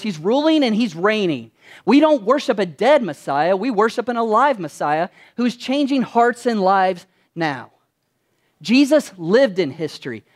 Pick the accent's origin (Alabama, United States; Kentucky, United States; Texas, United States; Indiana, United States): Kentucky, United States; when I was growing up in Kentucky, which I'm originally from there